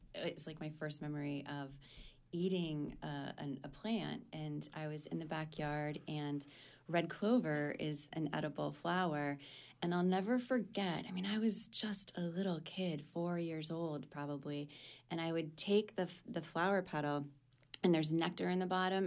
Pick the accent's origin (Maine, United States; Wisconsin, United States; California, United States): Maine, United States; I pretty much spent my growing up in Maine.